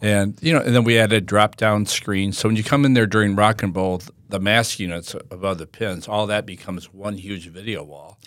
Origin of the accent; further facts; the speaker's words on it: Toledo, Ohio, United States; moved away as an adult; now in Winter Haven, United States; I'm born and raised in Toledo, Ohio